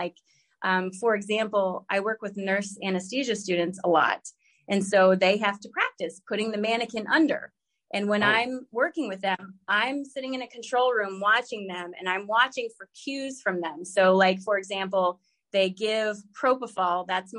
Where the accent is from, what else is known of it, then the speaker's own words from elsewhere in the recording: Virginia, United States; also born or lived in Alaska / Texas / South Carolina; I was born in Virginia, but my dad was in the Air Force. So I traveled a lot as a kid. I lived in Alaska for a while. I lived in Texas for a while, South Carolina.